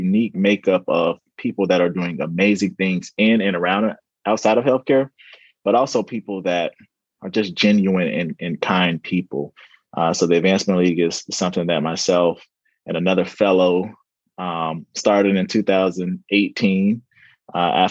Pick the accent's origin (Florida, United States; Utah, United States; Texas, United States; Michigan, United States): Florida, United States; St. Petersburg; moved away as an adult; also born or lived in Orlando, Florida / Pennsylvania; Born and raised in St. Petersburg, Florida